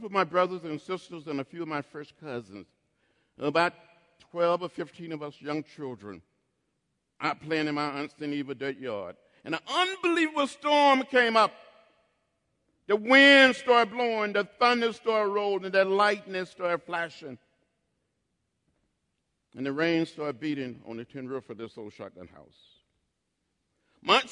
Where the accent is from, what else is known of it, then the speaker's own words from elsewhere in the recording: Troy, Alabama, United States; moved away as an adult; growing up outside of Troy, Alabama, 50 miles from Montgomery